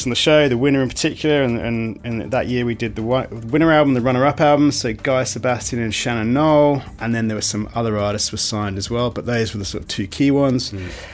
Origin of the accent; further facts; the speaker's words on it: United Kingdom; moved away as an adult; also born or lived in New York, United States / Australia; I'm British, grew up in the UK